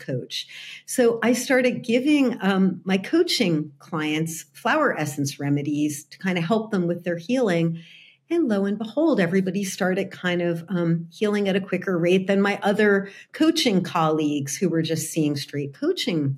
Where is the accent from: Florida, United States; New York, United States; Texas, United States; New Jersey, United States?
New Jersey, United States; moved away as an adult; now in California, United States; I grew up in New Jersey.